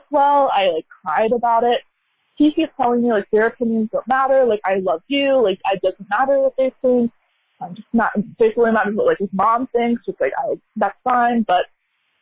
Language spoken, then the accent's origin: English; United States; I'm American, born and raised here